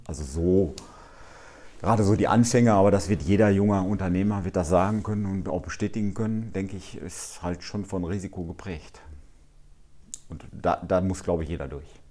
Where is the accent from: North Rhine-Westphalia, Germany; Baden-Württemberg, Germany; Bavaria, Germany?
North Rhine-Westphalia, Germany; Altenbeken; weil ich letztendlich auch hierher komme und auch letztendlich an, an Altenbeken, ja, äh, letztendlich ist meine Heimat